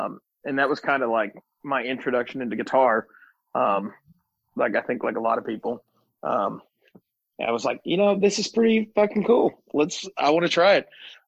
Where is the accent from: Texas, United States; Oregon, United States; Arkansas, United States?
Arkansas, United States; So I'm from Arkansas, born and raised.